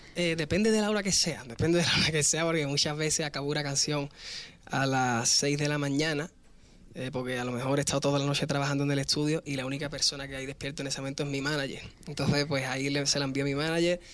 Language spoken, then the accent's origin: Spanish; Spain; Al final yo soy español